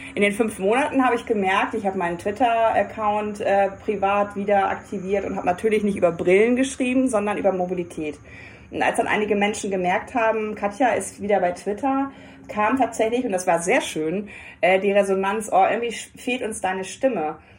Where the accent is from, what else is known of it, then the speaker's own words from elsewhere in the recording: Hamburg, Germany; Als Hamburgerin muss ich natürlich auch sagen, wir leben ja eh in der besten Stadt der Welt